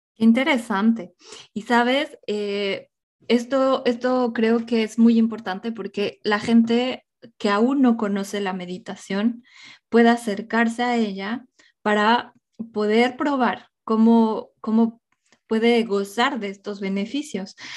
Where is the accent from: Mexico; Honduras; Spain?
Mexico; mi infancia en México